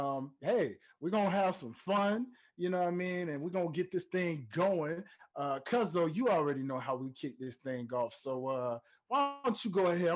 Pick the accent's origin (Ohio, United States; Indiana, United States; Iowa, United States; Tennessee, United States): Tennessee, United States; Memphis; my home state of Memphis, Tennessee